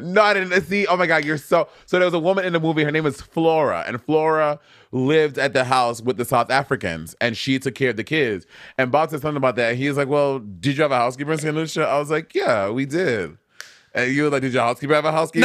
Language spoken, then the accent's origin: English; St. Lucia; moved away; also born or lived in New York City / Atlanta; when I grew up in Saint Lucia